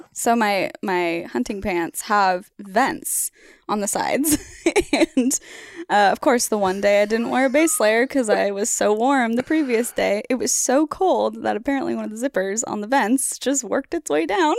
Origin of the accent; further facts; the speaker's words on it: Oregon, United States; I'm from Oregon